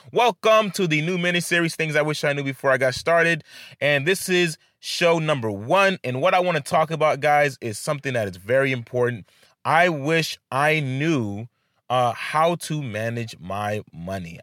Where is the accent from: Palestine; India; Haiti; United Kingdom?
Haiti; I come from Haiti